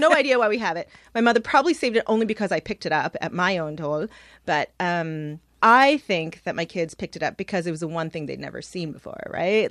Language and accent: English; Toronto, Ontario, Canada; And I'm from here. I was born, uh, just down the street in downtown Toronto, and I grew up in Scarborough